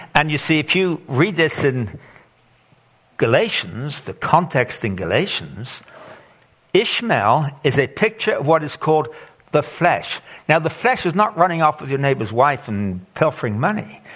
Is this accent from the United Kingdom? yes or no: yes; England, United Kingdom; moved away as an adult; also born or lived in Zimbabwe; I grew up in England